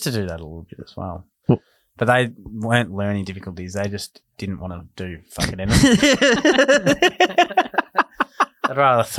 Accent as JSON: {"language": "English", "town": "Ballarat", "region": "Victoria", "country": "Australia", "said": "We're from Ballarat."}